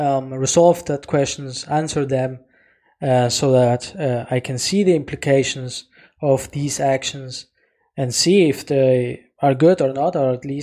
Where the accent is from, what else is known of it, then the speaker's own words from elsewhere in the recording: Germany; because we're from Germany, because we're living in Germany.